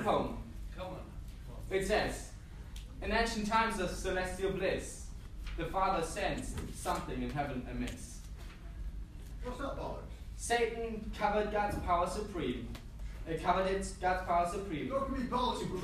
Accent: Germany; moved away as an adult; also born or lived in Peru / Hamburg, Germany / Australia; the first time when, that I moved from Germany was when I was 19 years old

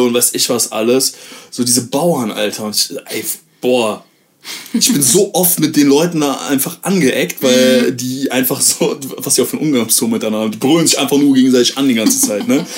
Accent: Aachen, North Rhine-Westphalia, Germany; bei uns in Aachen

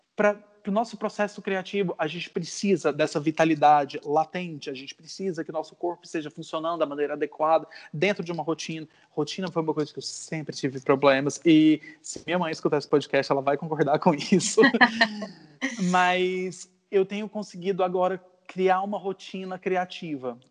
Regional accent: Natal, Rio Grande do Norte, Brazil; moved away as an adult; also born or lived in Goiânia, Brazil / Brasília, Brazil / California, United States / London, United Kingdom; now in Lisbon, Portugal; Eu nasci em Goiânia, mas muito novo eu me mudei para Natal, no Rio Grande do Norte

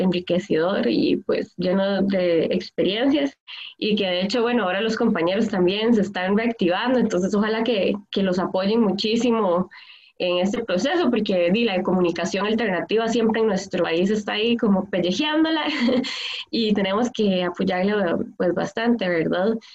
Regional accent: Palmares, Alajuela, Costa Rica; trabajo mucho en Palmares, soy de Palmares, Occidente

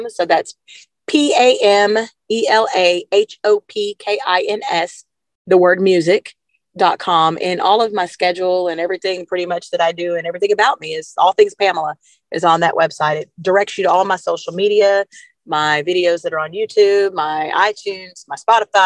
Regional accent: Arkansas, United States; I'm from Arkansas

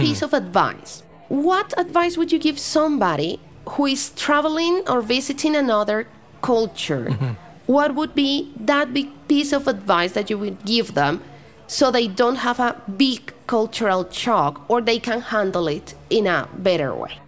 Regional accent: Bogotá, Colombia; English is a second language; moved away as an adult; also born or lived in United States; I'm from Bogota

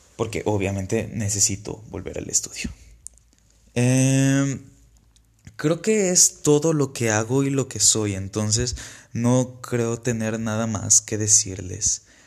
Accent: Villahermosa, Tabasco, Mexico; moved away as an adult; now in Saltillo, Mexico; Soy originario de Villahermosa, Tabasco.

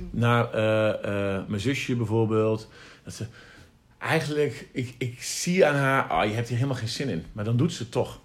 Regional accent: the East, eastern Netherlands, Netherlands; wij komen uit Oosten

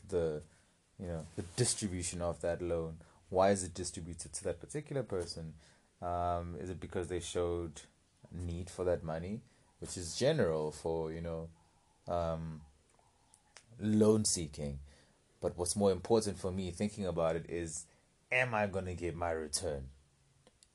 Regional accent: South Africa; as young South African men

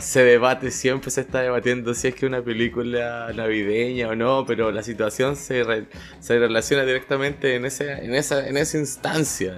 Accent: Chile; now in Toronto, Canada; soy de Chile

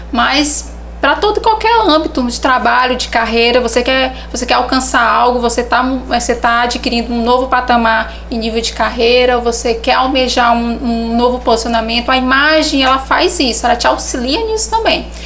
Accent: Teresina, Piauí, Brazil; now in Tuntum, Brazil; Eu sou teresinense, {S0} certo. mas {S2} eu digo que fui adotada por Tuntum.

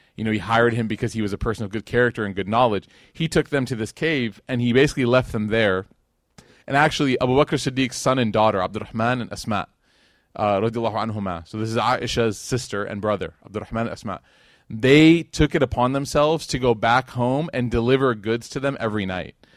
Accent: Chicago, Illinois, United States; moved away as an adult; now in Dallas, United States; that was where I was raised. That was my, my upbringing in Chicago

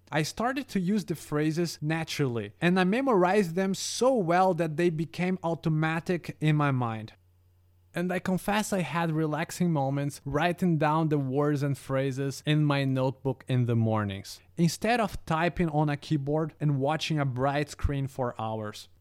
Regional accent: Brazil; first language Brazilian Portuguese; English is a second language; now in Warsaw, Poland; my mother tongue is Brazilian Portuguese

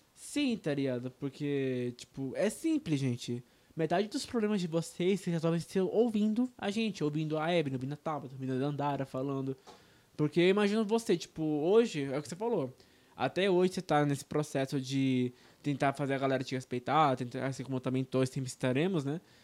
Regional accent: Brazil; first language Portuguese; português já é nossa língua nativa, né? A gente tá no Brasil

